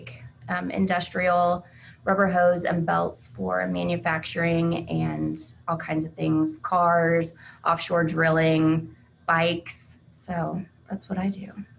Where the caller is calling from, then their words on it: Iola, Kansas, United States; I'm joining you from Iola, Kansas.